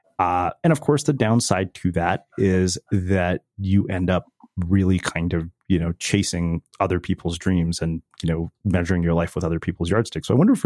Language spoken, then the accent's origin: English; India; I'm Indian, so I can relate.